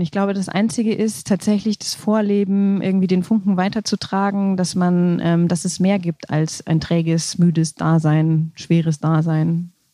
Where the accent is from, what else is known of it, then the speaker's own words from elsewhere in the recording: Essen, North Rhine-Westphalia, Germany; also born or lived in Allgäu / Munich; now in Rosenheim, Germany; Ursprünglich komme ich aus Essen oder gebürtig bin ich in Essen